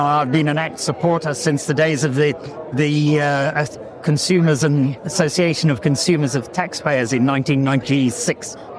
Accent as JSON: {"language": "English", "country": "South Africa", "tie": "born or raised there", "moved": "yes", "lives_now": "New Zealand", "said": "I grew up in South Africa"}